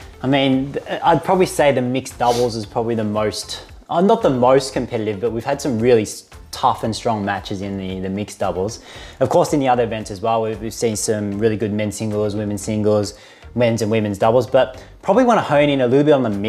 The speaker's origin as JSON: {"language": "English", "country": "Australia", "said": "because we're Australian"}